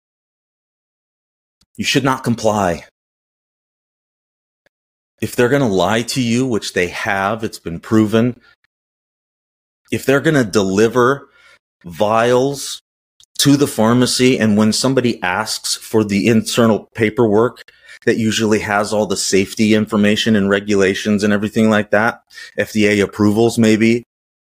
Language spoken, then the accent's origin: English; United States